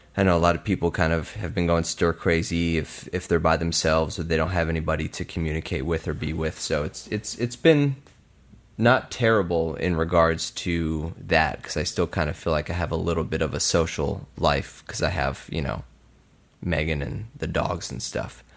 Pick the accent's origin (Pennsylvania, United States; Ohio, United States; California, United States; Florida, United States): Pennsylvania, United States; Bensalem; I grew up in Bucks County in Ben Salem